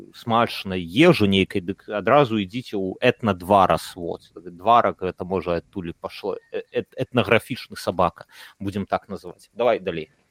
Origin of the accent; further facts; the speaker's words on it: Belarus; moved away; also born or lived in Warsaw; мы беларусы